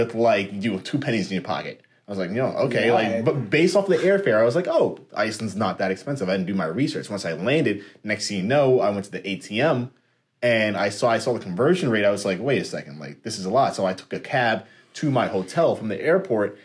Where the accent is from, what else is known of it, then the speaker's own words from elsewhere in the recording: New York City, New York, United States; New York